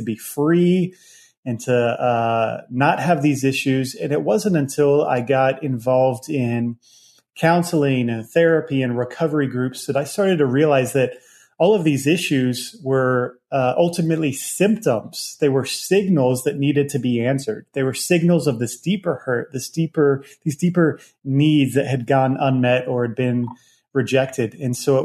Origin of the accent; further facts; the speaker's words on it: Virginia, United States; I grew up in Virginia